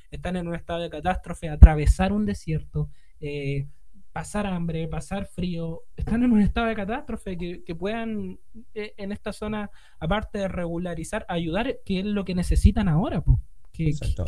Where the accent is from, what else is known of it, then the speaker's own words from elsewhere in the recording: Norte Grande, Chile; yo no soy 100% chileno, soy mitad chino, mitad